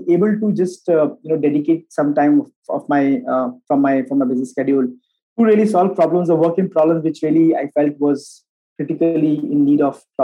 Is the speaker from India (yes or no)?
yes; Bihar, India; moved away; also born or lived in Bangalore; I am from Bihar originally